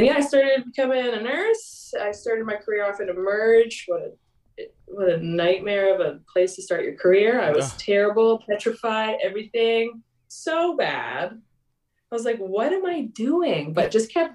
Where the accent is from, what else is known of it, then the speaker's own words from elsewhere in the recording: Grimsby, Ontario, Canada; I grew up in a small town called Grimsby, Ontario, which is like an hour outside of Toronto.